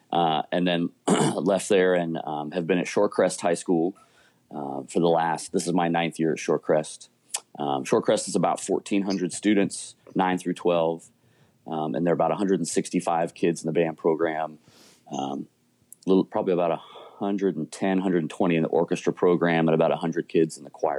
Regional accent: Colorado, United States; moved away as an adult; also born or lived in Seattle area, Washington; now in Seattle, United States; I grew up in Colorado and started my career there, taught for 3 years in the Colorado Springs area, and then moved to the Seattle area in the summer of 98, and have been here ever since.

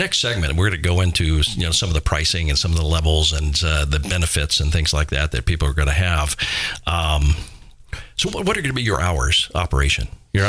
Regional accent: Miami Beach, Florida, United States; growing up in Florida. I mean, I'm a true fair-skinned white guy, you know what I mean? Yeah. I grew up in Miami Beach

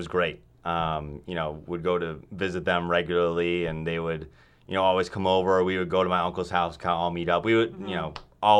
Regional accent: Wheaton, Illinois, United States; moved away as an adult; I am from Wheaton, Illinois, so it's like an hour-ish west of Chicago.

